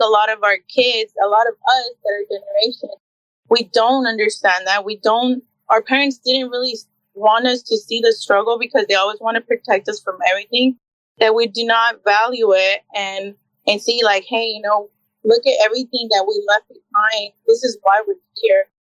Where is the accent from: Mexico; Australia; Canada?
Mexico; Tamaulipas; also born or lived in Houston, United States / Brownsville, United States; I was born in Houston, Texas. But I was raised pretty much majority of my time in Mexico. We would go back and forth from Tamaulipas, by Hermoso. And that's pretty much where all my childhood, was from.